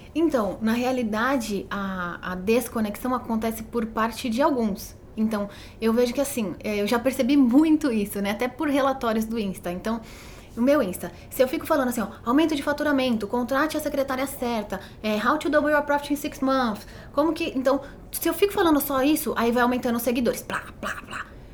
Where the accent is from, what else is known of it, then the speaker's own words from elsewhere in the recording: Botucatu, São Paulo, Brazil; como eu sou de Botucatu, né? Minha família é de Botucatu.